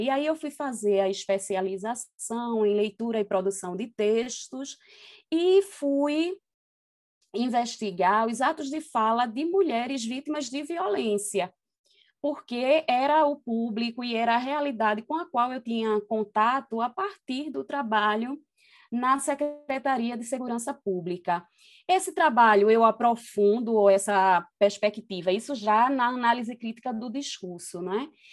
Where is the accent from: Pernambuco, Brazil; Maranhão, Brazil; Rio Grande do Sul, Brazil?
Pernambuco, Brazil; Recife; eu nasci é, no Alto José do Pinho e cresci numa comunidade é, na Tamarineira. Isso zona norte do Recife